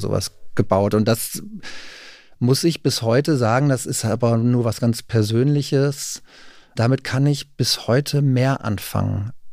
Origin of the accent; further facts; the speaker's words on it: Rheine, North Rhine-Westphalia, Germany; now in Berlin, Germany; Rheine zum Beispiel, wo ich herkomme